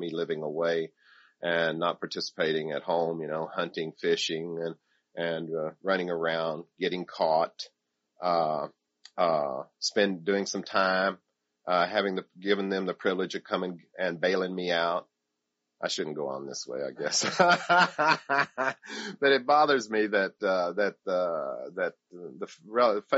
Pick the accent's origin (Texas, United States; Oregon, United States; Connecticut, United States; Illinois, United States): Illinois, United States; southern tip of; also born or lived in Oklahoma; I was born on the southern tip of Illinois